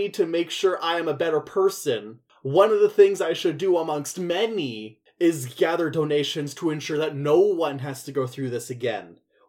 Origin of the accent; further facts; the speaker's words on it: Scotland, United Kingdom; Ooh, I'm Scottish, my eyebrows are going to seed from the rest of my face.